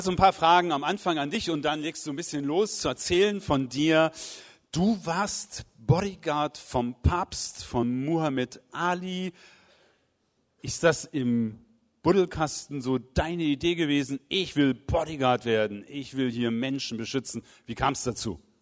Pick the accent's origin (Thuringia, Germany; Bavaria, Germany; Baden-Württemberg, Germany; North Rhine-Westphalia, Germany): North Rhine-Westphalia, Germany; Wiedenest; hier in Wiedenest in meiner Heimat.